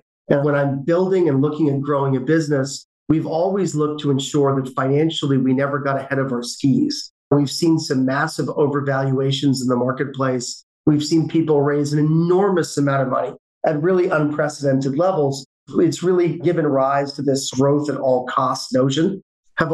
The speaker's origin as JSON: {"language": "English", "region": "London", "country": "United Kingdom", "tie": "born there", "moved": "yes", "said": "I was born in London, England. My family moved over here due to my father's position at Wang Labs, if you remember Wang back in the day."}